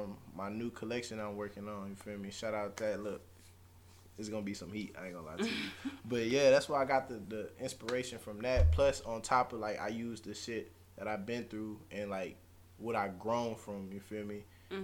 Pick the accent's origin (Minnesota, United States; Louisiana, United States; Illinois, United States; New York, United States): Louisiana, United States; New Orleans; I mean, me personally, I've been in Texas too long. Like, really, between Louisiana and Texas, you know, I came from New Orleans.